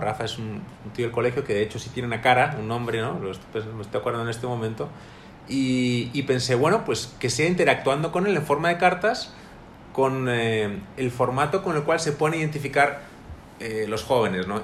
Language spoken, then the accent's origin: Spanish; Madrid, Community of Madrid, Spain; moved away as an adult; now in Monterrey, Mexico; soy de Madrid, España